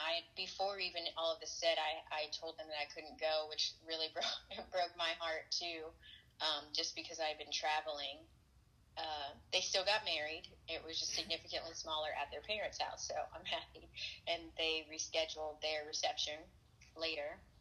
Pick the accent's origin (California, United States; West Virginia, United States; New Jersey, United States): California, United States; I'm actually from California, so most a lot of my family is here.